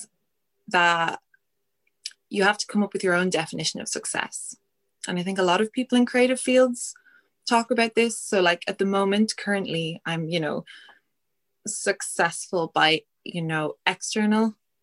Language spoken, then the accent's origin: English; Ireland; we're Irish